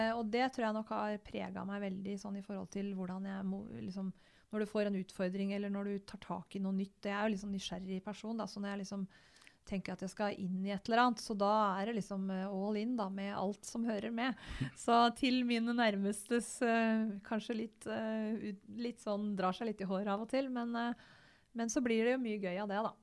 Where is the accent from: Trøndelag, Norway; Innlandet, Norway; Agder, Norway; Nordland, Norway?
Innlandet, Norway; Gjøvik; also born or lived in Totenvika; jeg er født og oppvokst på Gjøvik